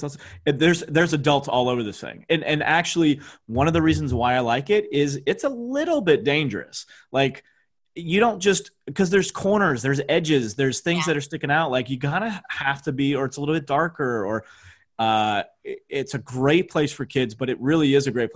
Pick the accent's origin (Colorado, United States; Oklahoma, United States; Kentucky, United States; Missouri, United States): Missouri, United States; St. Louis; I'm from St. Louis